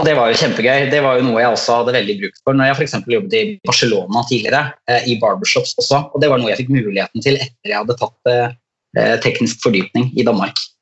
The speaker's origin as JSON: {"language": "Norwegian", "town": "Skien", "region": "Vestfold og Telemark", "country": "Norway", "said": "jeg er jo fra Skien i Telemark"}